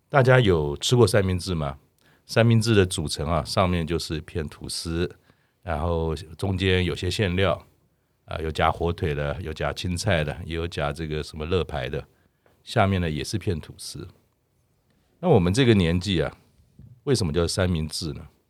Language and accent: Chinese; Keelung, Taiwan; 我小时候是在基隆长大